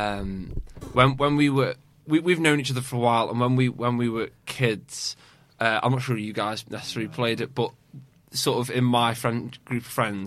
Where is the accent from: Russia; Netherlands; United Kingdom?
United Kingdom; Formby, North West England; I'm originally from Formby